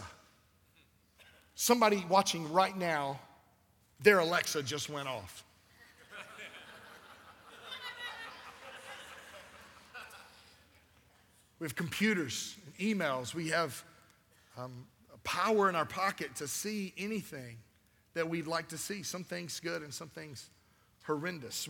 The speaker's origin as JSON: {"language": "English", "town": "Albany", "region": "Georgia", "country": "United States", "tie": "born or raised there", "said": "This is my hometown. I was born here"}